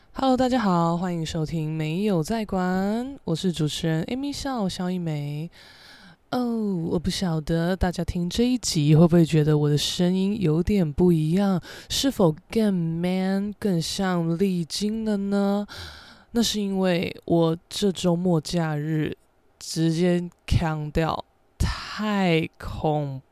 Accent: Taiwan; accent: Taiwanese Mandarin; 我现在是有点台湾国语嘛

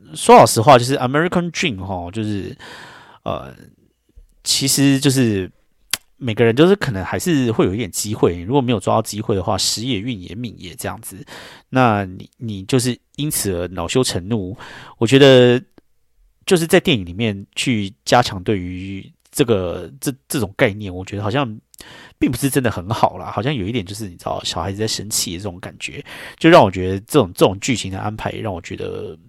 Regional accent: Taiwan; now in New York, United States; 我身为台湾人

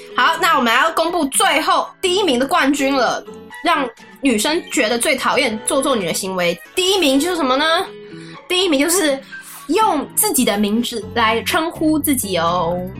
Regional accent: Taiwan; accent: Taiwanese accent; 我们台湾人

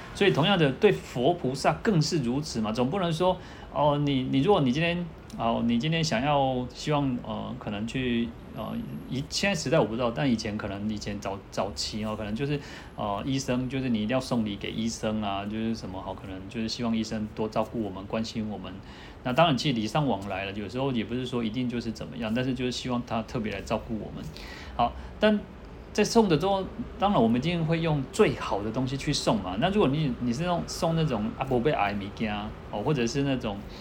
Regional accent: Taiwan; 我们台湾人都习惯这样子

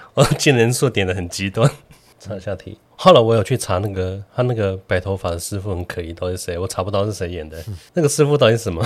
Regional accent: southern Taiwan, Taiwan; 小时候在南部， 在台中， 台南

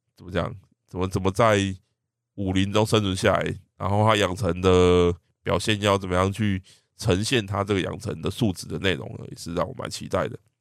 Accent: Taiwan; 我们台湾人

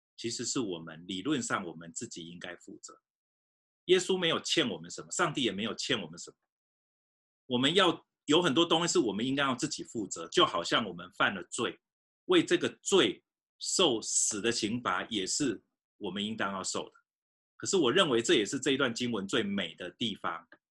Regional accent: Fujian, China; moved away; 我小时候也在福建长大

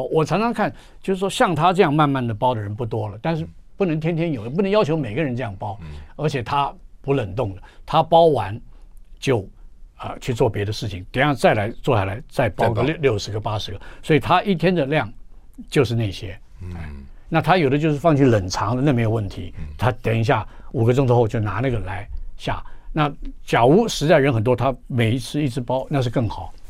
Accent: Jiangnan, China; 因为我们江南人吃的东西很多

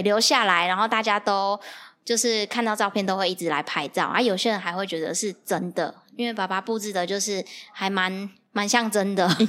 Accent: Dakeng farm, Tainan, Taiwan; born or raised there

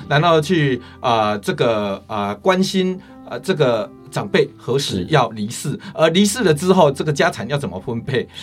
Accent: Chiayi coastal countryside, Chiayi County, Taiwan; 我是民国五十八年出生的。是。啊，那我是出生在嘉义海边乡下

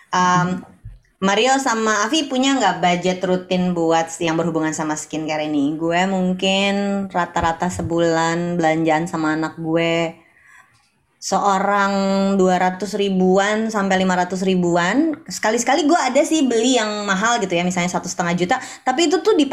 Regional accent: Indonesia; orang Indonesia dari negara tropis tapi pakainya brand Japanese.

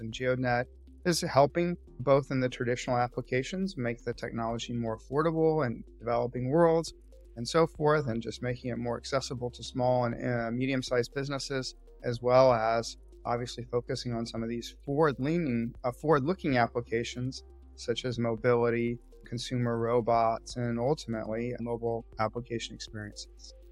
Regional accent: Austin, Texas, United States; moved away as an adult; also born or lived in California; I grew up in Austin, Texas, and moved to California, where I attended UC Berkeley

